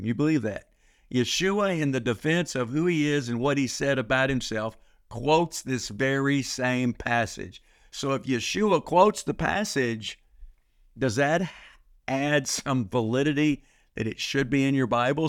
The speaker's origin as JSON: {"language": "English", "region": "Texas", "country": "United States", "said": "I'm from Texas"}